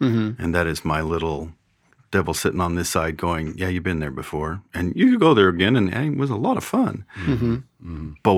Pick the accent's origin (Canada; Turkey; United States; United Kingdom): United States; California; Well, I am from California, so that does make me a sinner.